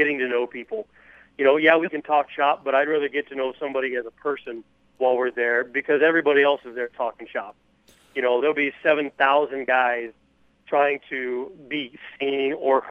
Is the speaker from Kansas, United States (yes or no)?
yes; Wichita, Kansas, United States; moved away as an adult; also born or lived in Hutchinson, Kansas / Goodland, Kansas / Ottumwa, Iowa / New Mexico; started at the CBS station in Wichita, my hometown.